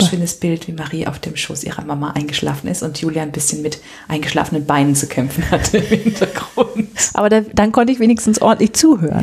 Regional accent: Germany; ich komme aus der Rheinebene.

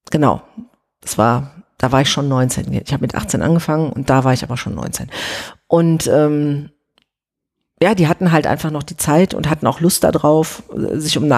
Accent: Oberhausen, North Rhine-Westphalia, Germany; ich komme aus Oberhausen, alles, was man von da mit der S-Bahn erreichen kann. Also da habe ich noch in Oberhausen gewohnt.

